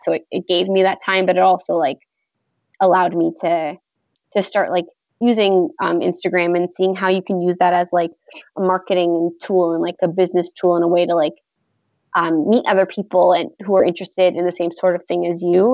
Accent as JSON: {"language": "English", "town": "Toronto", "region": "Ontario", "country": "Canada", "said": "I'm from Toronto"}